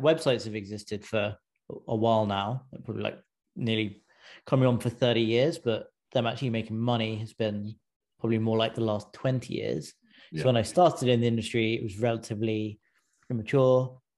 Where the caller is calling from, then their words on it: California, United States; I'm in just outside San Francisco.